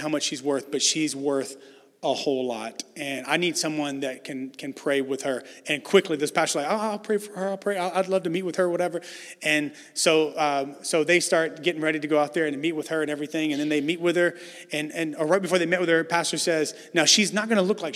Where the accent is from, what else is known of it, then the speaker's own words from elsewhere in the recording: the South, United States; moved away as an adult; now in San Francisco, United States; I know I'm from the South